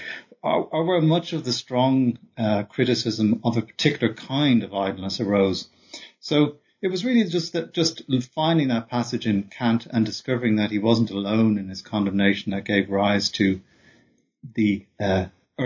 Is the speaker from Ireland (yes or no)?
yes; Dublin, Leinster, Ireland; also born or lived in Oxford, England; I'm also from Dublin, where I grew up.